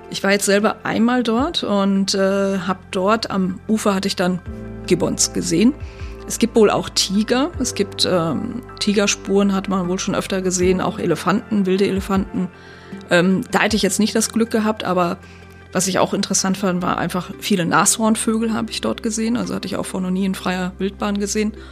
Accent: North Rhine-Westphalia, Germany; Ich komme jetzt selber aus dem Sauerland, das ist so, so ein bisschen so ähnlich, also vielleicht 500 Meter hoch ungefähr

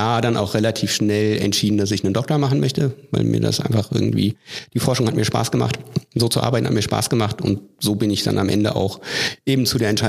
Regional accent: Hesse, Germany; born there; now in Hannover, Germany; Ich komme nicht aus Hannover, ich komme auch nicht aus Niedersachsen. Ich bin gebürtig aus Nordhessen.

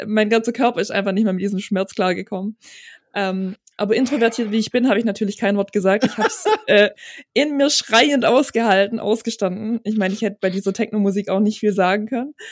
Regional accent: near Balingen, Baden-Württemberg, Germany; also born or lived in Starnberg, Bavaria; Ich komme auch nicht direkt aus Balingen, sondern aus einem ganz, ganz, ganz kleinen Kuhkaff, weit entfernt von Balingen

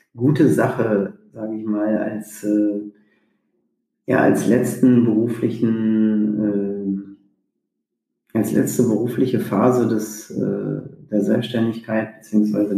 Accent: Sauerland, North Rhine-Westphalia, Germany; ich bin im, im Sauerland groß geworden

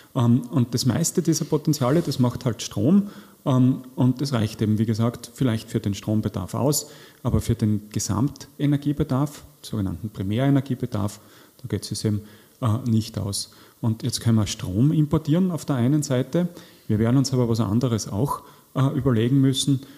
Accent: Austria; zu uns passt als Österreicher

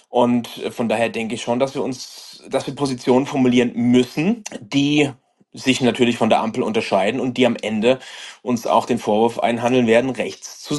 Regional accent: Aschaffenburg, Bavaria, Germany; ich komme hier aus, äh, aus Aschaffenburg

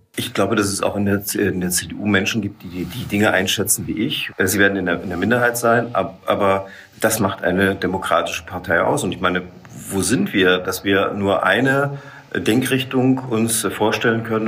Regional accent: Saxony, Germany; bei uns in Sachsen

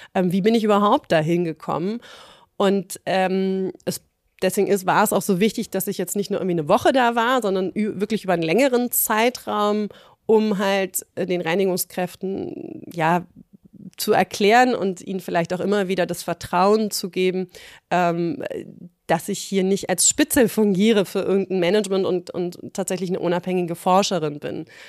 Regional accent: Berlin, Germany; ich als Berlinerin

